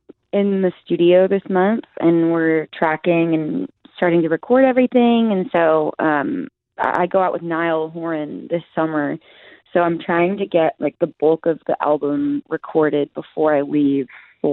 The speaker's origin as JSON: {"language": "English", "town": "Arlington", "region": "Texas", "country": "United States"}